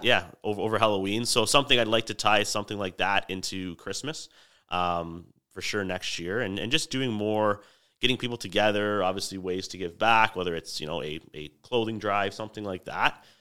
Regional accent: Niagara, Ontario, Canada; born and raised in Niagara

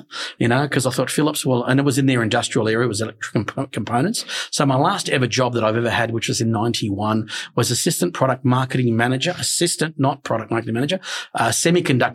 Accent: Australia; when I was a kid, growing up in an Italian family, of course, because we were very Italian. So of course, as a kid, you gravitate towards Australian food

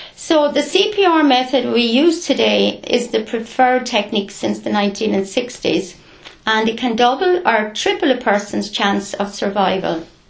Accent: Clonegall, County Carlow, Ireland; I'm a local. I grew up in Gary Haston, Clonegall.

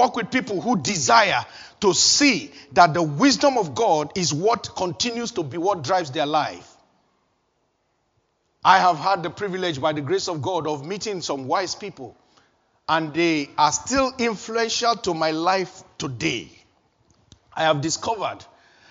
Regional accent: Nigeria; moved away as an adult; before I left Nigeria

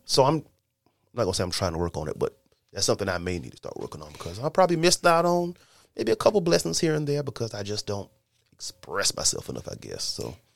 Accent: Lake City, South Carolina, United States; we're all from Lake City, South Carolina

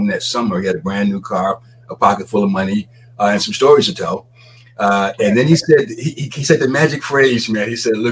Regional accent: Jacksonville, Florida, United States; I grew up in Jacksonville, Florida.

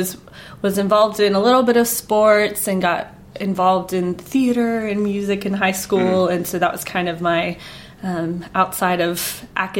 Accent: Tulsa, Oklahoma, United States; I grew up in Tulsa, Oklahoma, lived there

